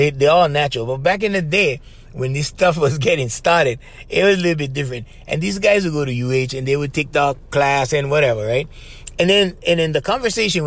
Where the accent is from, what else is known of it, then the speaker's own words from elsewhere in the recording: Hanalei, Hawaii, United States; I grew up in Hanalei Valley.